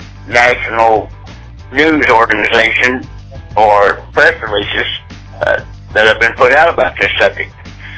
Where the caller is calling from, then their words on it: Stillwater, Oklahoma, United States; I'm calling from Stillwater, Oklahoma.